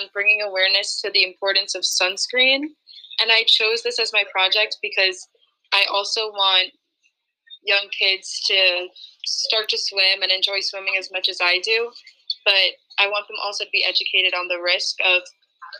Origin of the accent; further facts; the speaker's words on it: Port Washington, New York, United States; I'm from Port Washington, New York